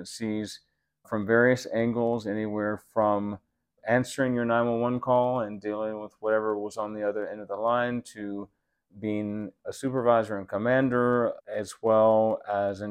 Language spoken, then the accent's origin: English; Florida, United States; now in Santa Fe, United States; I grew up in Florida with my family there